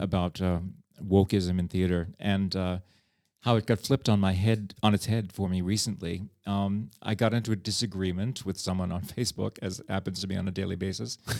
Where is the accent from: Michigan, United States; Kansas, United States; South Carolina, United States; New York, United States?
New York, United States; New York City; moved away as an adult; now in Prague, Czech Republic; I come from New York